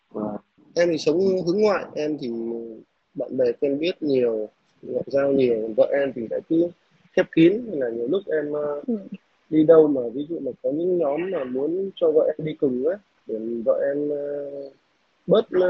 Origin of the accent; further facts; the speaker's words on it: Northern Vietnam, Vietnam; moved away as an adult; now in Southern Vietnam, Vietnam; Em là người Bắc mà vào Nam làm việc cũng à, gần 8 năm nay rồi